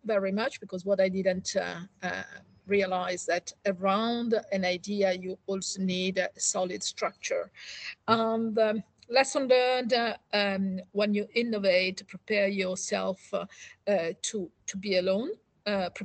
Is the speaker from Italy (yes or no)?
yes; Italy; moved away as an adult; now in United Kingdom; I'm one of those Italians